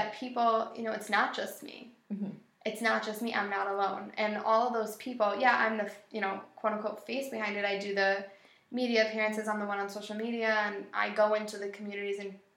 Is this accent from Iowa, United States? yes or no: no; Buffalo, New York, United States; I am from Buffalo, born and raised. Buffalo will always be my city